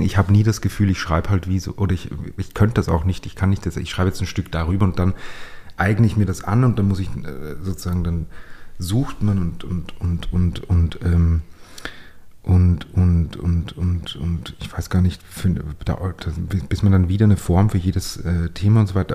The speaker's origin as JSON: {"language": "German", "region": "Upper Austria", "country": "Austria", "accent": "Upper Austrian dialect", "moved": "as an adult", "lives_now": "Vienna, Austria", "said": "als ich dann nach Wien gezogen bin, ich komme aus Oberösterreich"}